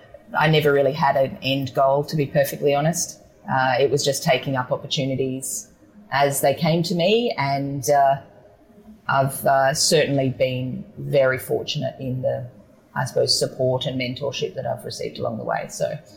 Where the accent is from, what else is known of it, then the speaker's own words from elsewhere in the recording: Adelaide, South Australia, Australia; I grew up in South Australia, so I suppose there's that, and in the southern part of Adelaide, so McLaren Vale was really, really close to where I grew up.